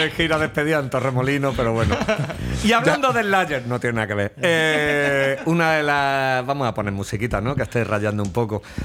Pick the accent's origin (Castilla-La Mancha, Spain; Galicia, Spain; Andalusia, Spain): Andalusia, Spain; Málaga; somos de Málaga